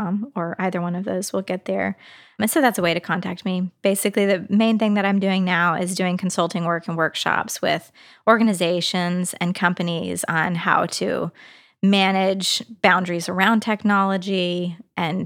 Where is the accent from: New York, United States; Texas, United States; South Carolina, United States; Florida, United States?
Texas, United States; now in Nashville, United States; I grew up in Texas